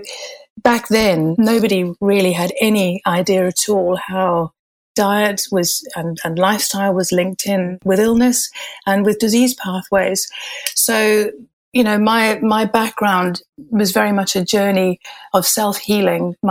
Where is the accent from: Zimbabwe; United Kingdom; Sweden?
Zimbabwe; moved away as an adult; also born or lived in Malaysia / Far East; I had my childhood and growing up in Zimbabwe